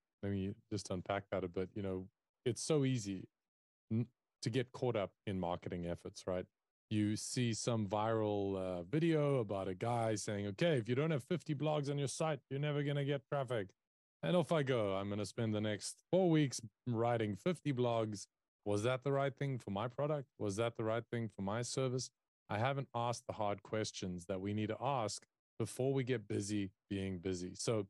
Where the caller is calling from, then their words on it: South Africa; And as a South African, that is where I'm calling in from. So we're a global team. I work from South Africa.